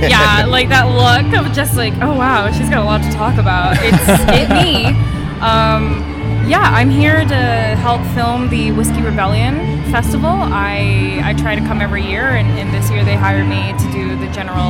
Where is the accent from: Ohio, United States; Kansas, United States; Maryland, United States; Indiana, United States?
Maryland, United States; now in Atlanta, United States; now I'm not from this area. I'm from Maryland.